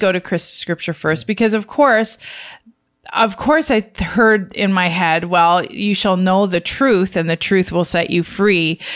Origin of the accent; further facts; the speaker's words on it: Canada; the Canadian family